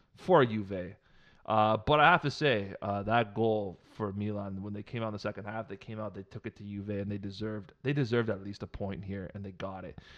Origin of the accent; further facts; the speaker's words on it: Canada; I'm Canadian, I'm thirty-three years old